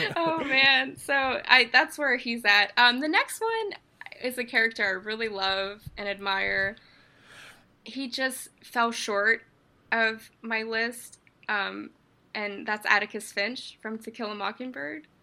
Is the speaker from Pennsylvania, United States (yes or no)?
yes; Pittsburgh, Pennsylvania, United States; I am from Pittsburgh, Pennsylvania